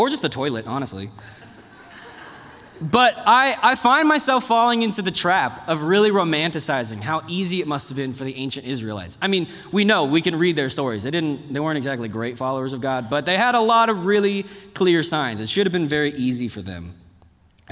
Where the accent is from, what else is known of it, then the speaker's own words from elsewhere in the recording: Dallas, Texas, United States; moved away; also born or lived in South Korea; I grew up in Texas